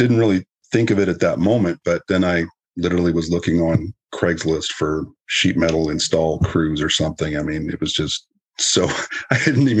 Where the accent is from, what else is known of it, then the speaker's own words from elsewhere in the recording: Southern California, United States; moved away as an adult; also born or lived in Winnipeg, Canada; now in San Antonio, United States; originally I'm from Canada, born in Winnipeg, and grew up in Southern California.